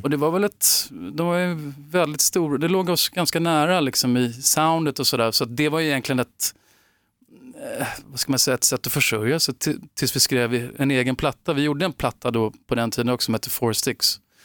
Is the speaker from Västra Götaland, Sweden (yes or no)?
no; Upplands Väsby, Stockholm County, Sweden; jag växte upp i Väsby, Upplands Väsby utanför Stockholm